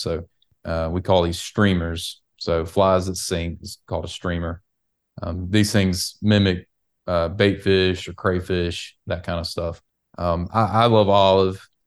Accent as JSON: {"language": "English", "region": "the South", "country": "United States", "said": "us in the South"}